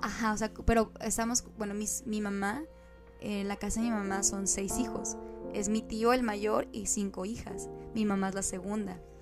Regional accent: Mexico; somos una ensalada mexicana. Mi mamá es del estado de Sonora

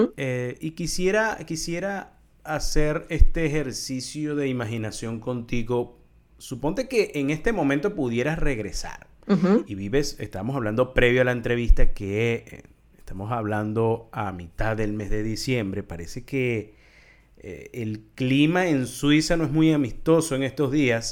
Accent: Venezuela; los venezolanos, bueno, somos caribeños, somos, somos latinoamericanos

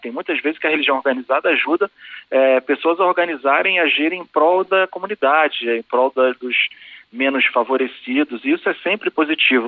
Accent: Brazil; ser brasileiro

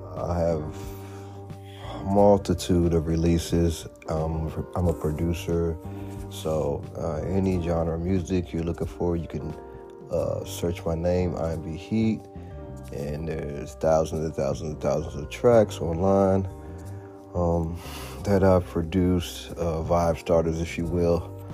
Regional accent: Washington, District of Columbia, United States; born and raised in Washington, D.C., metropolitan area

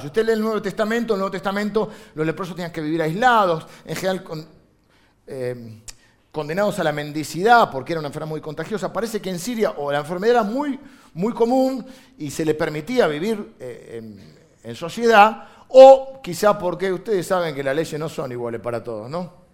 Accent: Argentina

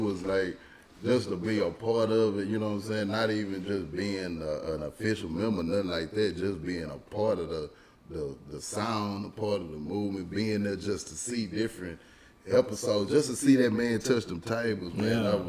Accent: Houston, Texas, United States; I grew up in Southeast Houston, man, in Scarsdale area, you know what I'm saying, 45 South.

